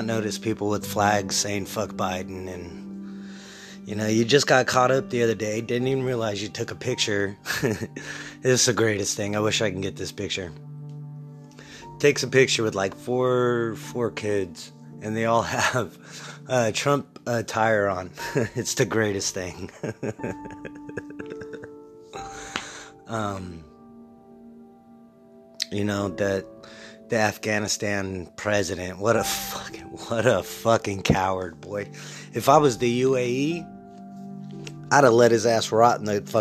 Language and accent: English; California, United States; I'm from California